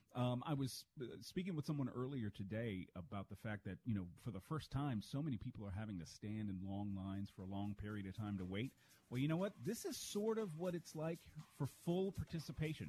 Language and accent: English; Charles County, Maryland, United States; my hometown down in Charles County, Maryland